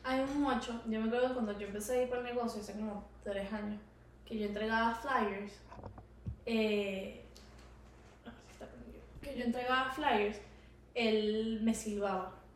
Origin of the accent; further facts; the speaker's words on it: Venezuela; moved away; yo soy venezolana